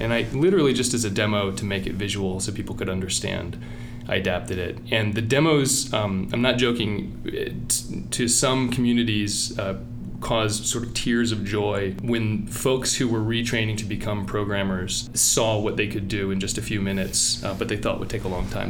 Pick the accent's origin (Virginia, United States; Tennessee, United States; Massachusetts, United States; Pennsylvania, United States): Virginia, United States; moved away; Virginia in the kind of a combination of Richmond and Appalachia